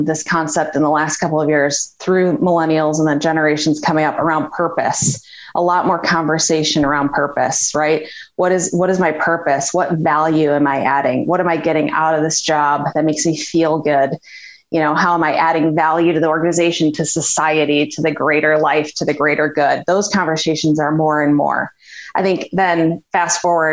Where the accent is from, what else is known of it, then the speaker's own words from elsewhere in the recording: Chicago, Illinois, United States; So I am from Chicago, grew up in the north suburbs